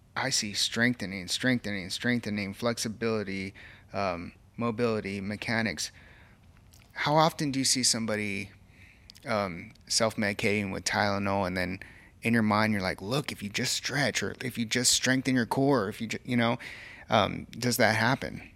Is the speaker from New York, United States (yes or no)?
no; Kerrville, Texas, United States; it's here in my hometown